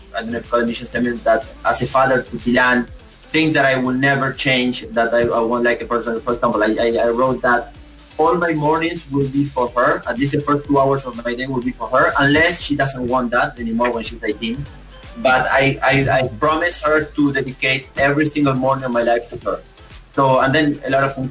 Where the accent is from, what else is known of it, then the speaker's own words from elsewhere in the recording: Esperanza, Santa Fe, Argentina; moved away; I grew up in a house where my next neighbor is maybe yeah four kilometers, horses and cows and corn and soya and my the city that we call is, is Esperanza.